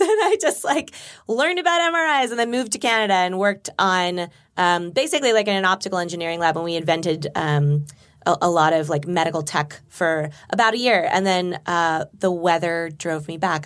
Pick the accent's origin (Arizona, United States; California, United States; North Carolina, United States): California, United States; Burbank; I grew up in Burbank